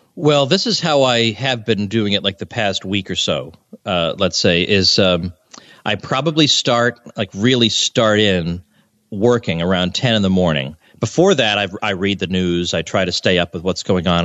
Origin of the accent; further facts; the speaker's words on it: Massachusetts, United States; moved away as an adult; also born or lived in Kansas; now in Florida, United States; but I grew up in Massachusetts.